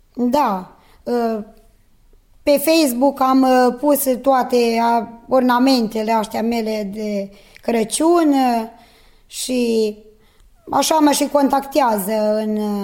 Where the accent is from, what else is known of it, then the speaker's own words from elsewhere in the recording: Seleuš, Vojvodina, Serbia; sunt din Seleuș, sunt angajată la comunitatea locală din Seleuș